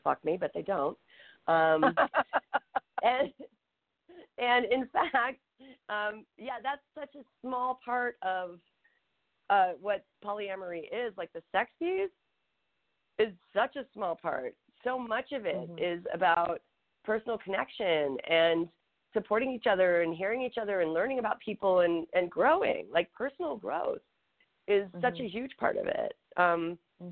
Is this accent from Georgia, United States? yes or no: yes; Atlanta, Georgia, United States; I'm from Atlanta. Like, my family is Southern.